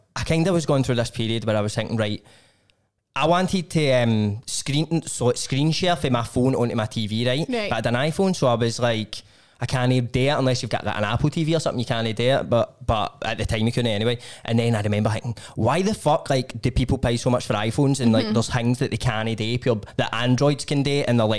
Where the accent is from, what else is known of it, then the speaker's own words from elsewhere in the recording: Glasgow, Scotland, United Kingdom; just as a young boy growing up in Glasgow